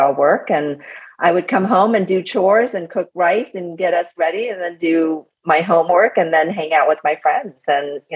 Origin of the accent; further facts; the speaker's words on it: California, United States; also born or lived in Vietnam / Minneapolis, Minnesota; I grew up here in California, but originally I'm from Vietnam